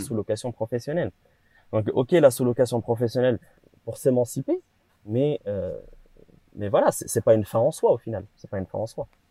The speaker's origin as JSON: {"language": "French", "country": "Morocco", "said": "je suis marocain"}